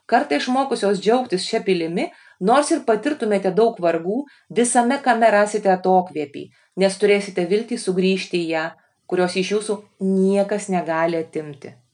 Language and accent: Lithuanian; Lithuania; kai mes lietuviai atvažiuojam